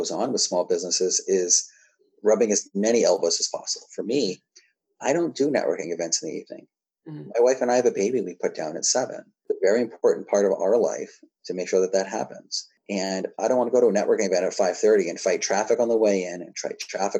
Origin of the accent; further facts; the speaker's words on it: New Hampshire, United States; I'm also from New Hampshire